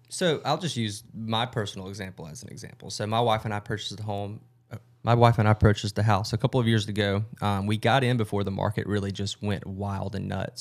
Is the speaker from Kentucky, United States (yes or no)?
no; Rome, Georgia, United States; also born or lived in Athens, Georgia; born and raised in Rome, Georgia